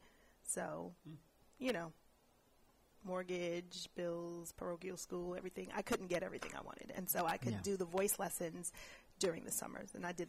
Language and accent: English; New York City, New York, United States; also born or lived in Brooklyn, New York; now in Bay Area, United States; I grew up in Queens, mm-hmm. Queens Village specifically.